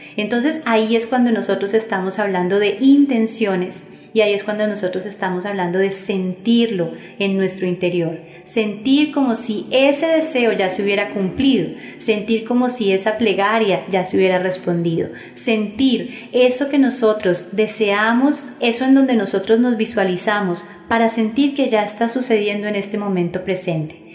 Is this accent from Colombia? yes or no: yes; Colombia